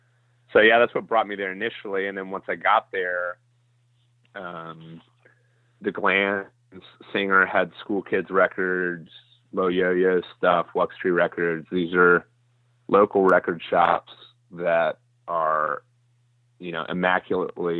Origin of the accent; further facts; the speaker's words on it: Roswell, Georgia, United States; moved away as an adult; also born or lived in Athens, Georgia; now in Nashville, United States; I was probably 5 when I moved there. And I grew up there in Atlanta